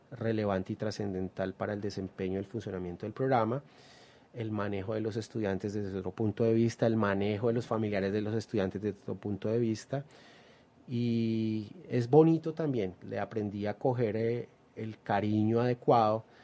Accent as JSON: {"language": "Spanish", "town": "Ibagué", "region": "Tolima", "country": "Colombia", "tie": "born there", "also_born_or_lived": "Bogotá", "lives_now": "Pereira, Colombia", "said": "Nací en Ibagueto, Lima, estudié en Bogotá y hace aproximadamente 14 años estoy acá en la ciudad de Pereira."}